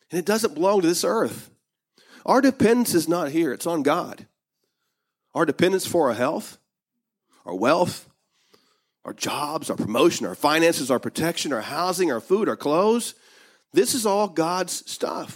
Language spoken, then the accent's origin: English; United States; I may have been born in America, but I'm not an American.